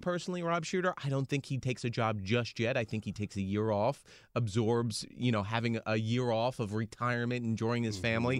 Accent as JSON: {"language": "English", "country": "United States", "said": "as an American"}